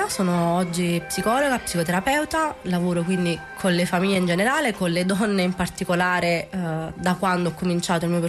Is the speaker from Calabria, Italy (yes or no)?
no; Naples, Campania, Italy; ho 34 anni, sono nata a Scampia.